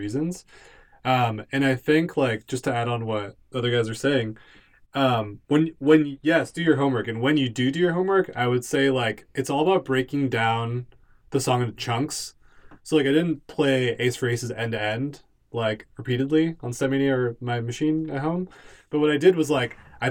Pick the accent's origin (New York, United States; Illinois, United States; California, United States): California, United States; Southern; moved away; I'm from SoCal, so I went home recently